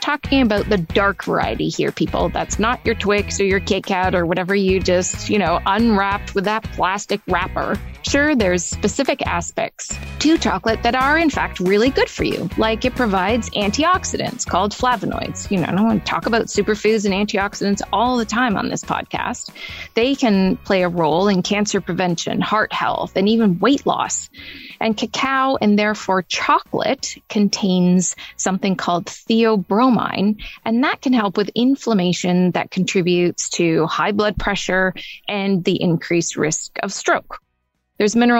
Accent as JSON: {"language": "English", "town": "Toronto", "region": "Ontario", "country": "Canada", "tie": "born or raised there", "said": "here in my hometown of Toronto"}